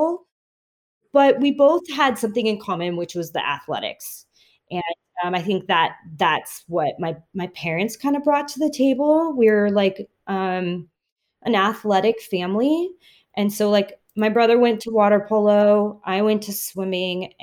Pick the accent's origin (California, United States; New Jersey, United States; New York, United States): California, United States; Southern; I was born and raised in Southern California